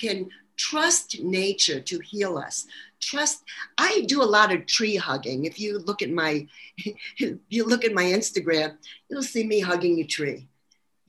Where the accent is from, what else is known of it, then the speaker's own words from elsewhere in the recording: New York City, New York, United States; accent: New York; moved away; Actually, Brooklyn, New York